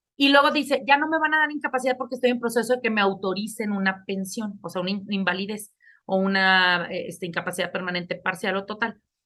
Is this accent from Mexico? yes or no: yes; Mexico; como mexicanos